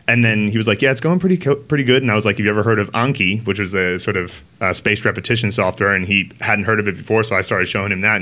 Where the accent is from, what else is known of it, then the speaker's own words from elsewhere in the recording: United States; now in Chengdu, China; I'm an American as well